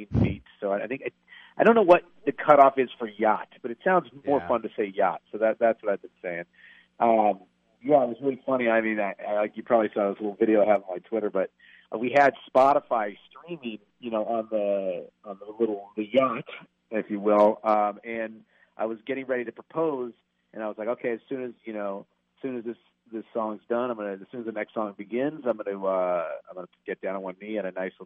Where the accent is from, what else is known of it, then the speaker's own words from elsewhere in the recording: Boonville, California, United States; moved away; I'm from Boonville